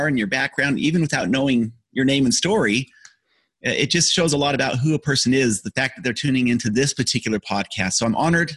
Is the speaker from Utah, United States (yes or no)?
yes; Utah, United States; I grew up in Utah